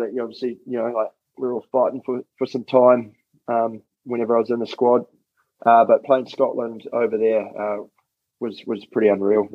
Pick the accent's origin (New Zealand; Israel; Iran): New Zealand; Wellington; moved away as an adult; I grew up in Wellington, so I was always there